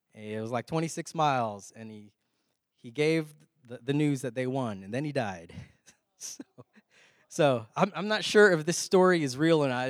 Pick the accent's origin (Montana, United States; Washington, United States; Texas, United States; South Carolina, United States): Texas, United States; We're from Texas.